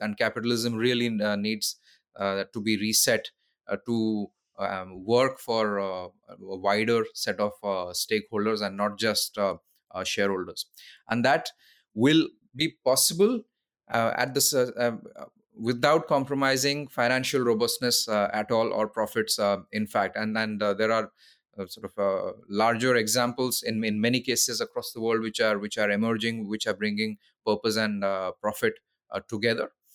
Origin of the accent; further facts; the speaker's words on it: Odisha, India; also born or lived in London; went back to India, to my home state, Odisha